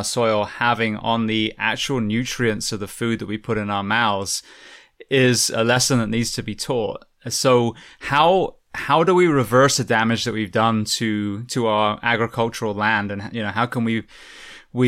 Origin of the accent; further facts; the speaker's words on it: England, United Kingdom; moved away as an adult; I grew up in England and then, you know, moved here about almost 20 years ago now